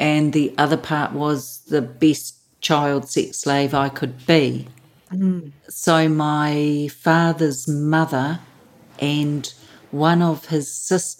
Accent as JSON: {"language": "English", "region": "Auckland", "country": "New Zealand", "tie": "born or raised there", "said": "born and bred Kiwi in New Zealand, so Auckland, New Zealand."}